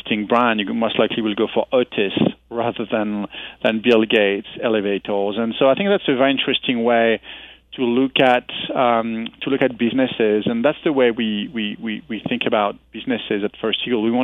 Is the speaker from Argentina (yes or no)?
no; France; moved away as an adult; now in United States; I come from France